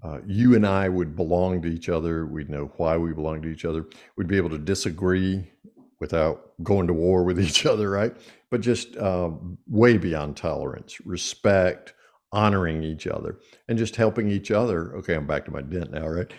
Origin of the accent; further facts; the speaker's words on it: Eastern North Carolina, United States; growing up in Eastern North Carolina